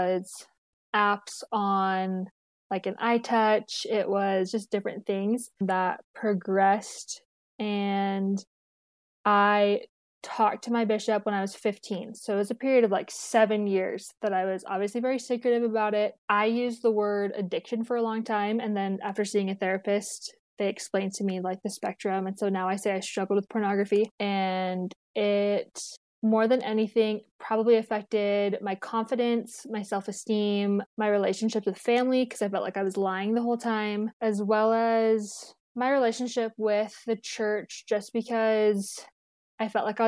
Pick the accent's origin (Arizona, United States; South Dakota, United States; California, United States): Arizona, United States; Tucson; moved away as an adult; now in Provo, United States; I'm from Tucson, Arizona, born and raised